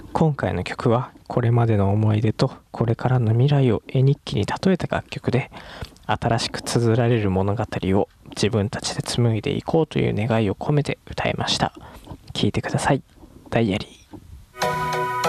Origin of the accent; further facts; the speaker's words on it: Ehime, Japan; 同じ愛媛出身なんですよ